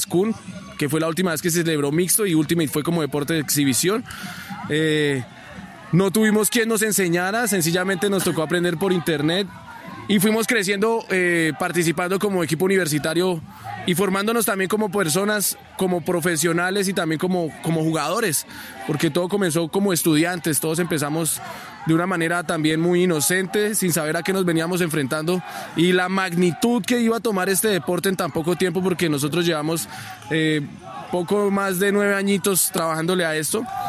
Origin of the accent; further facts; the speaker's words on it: Sogamoso, Boyacá, Colombia; yo soy oriundo de Sogamoso